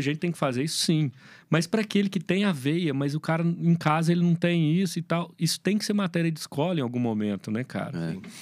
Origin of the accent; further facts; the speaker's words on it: Minas Gerais, Brazil; eu sou mineirinho come quieto